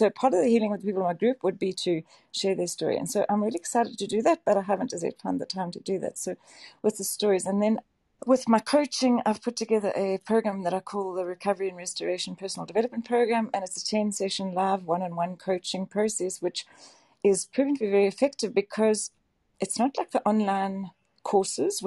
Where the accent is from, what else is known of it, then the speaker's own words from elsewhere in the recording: South Africa; also born or lived in Johannesburg; I'm from South Africa. I live in Johannesburg